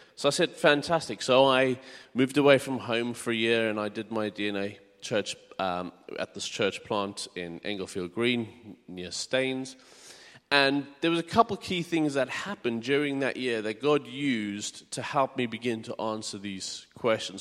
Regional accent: South Africa; moved away as an adult; also born or lived in United Kingdom; now in Hartford, United Kingdom; I'm originally from South Africa. I was born and bred there. Um, and when I was eighteen, we moved to the U K.

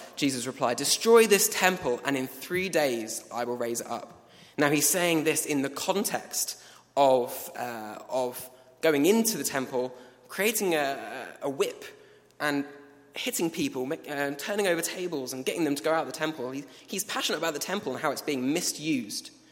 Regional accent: England, United Kingdom; We, we are from England.

